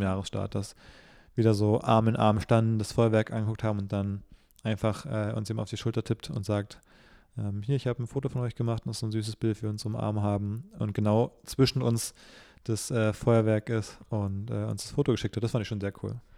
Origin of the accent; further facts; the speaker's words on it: Berlin, Germany; ich bin ja gebürtiger Berliner, aber so richtig